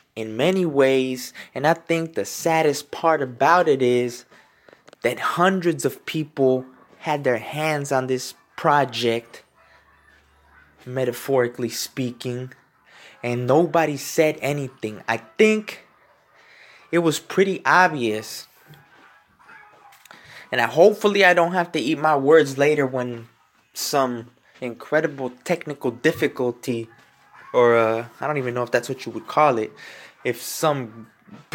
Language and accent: English; United States; I am in the United States. I am American born.